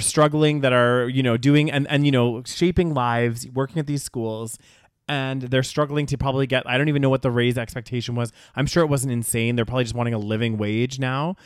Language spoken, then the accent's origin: English; Canada; they knew I was from Canada